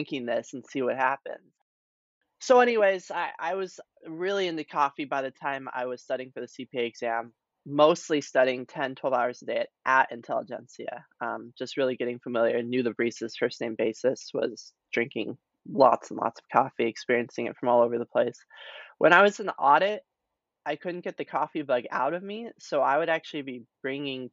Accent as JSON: {"language": "English", "region": "New Mexico", "country": "United States", "also_born_or_lived": "Chicago", "moved": "as an adult", "said": "I'm actually originally from New Mexico, went to school in Chicago at DePaul"}